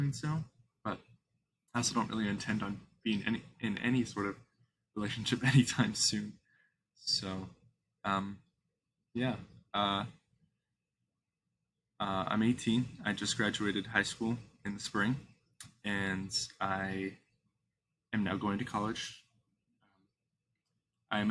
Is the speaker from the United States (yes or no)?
yes; Midwest, United States; I'm from the Midwest